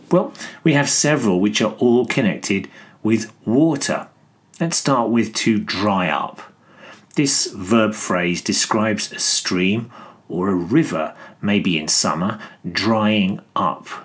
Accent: Greece; I'm from Greece.

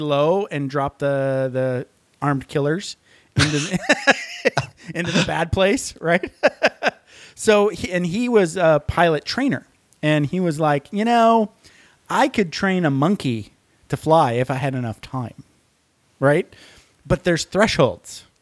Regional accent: Upper Peninsula, Michigan, United States; moved away; I'm from the, uh, Upper Peninsula

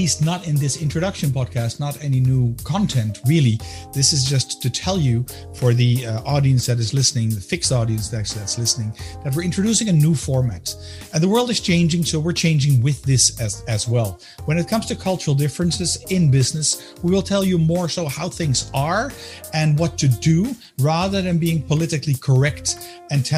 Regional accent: Amsterdam, North Holland, Netherlands; moved away as an adult; also born or lived in United States; now in Belgium; I'm a Dutchman as well, born and raised in Amsterdam

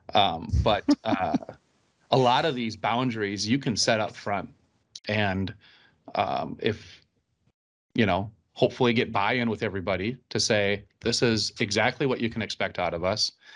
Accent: Minnesota, United States; we're Minnesotan

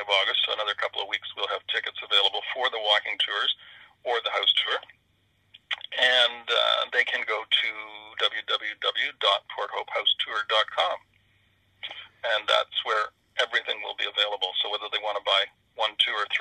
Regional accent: Canton, Ontario, Canada; I grew up in Canton and my ancestors had been there for couple hundred years

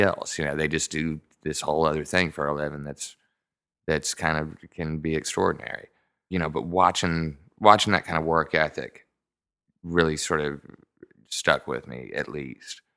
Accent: Nashville, Tennessee, United States; also born or lived in Franklin, Tennessee; now in Buda, United States; I was born in a little town called Franklin. It's outside of Nashville.

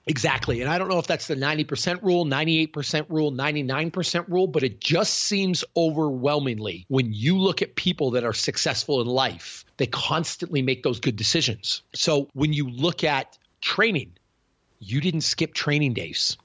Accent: Canada; accent: Canadian; I'm Canadian, I'm weird, I talk with an accent

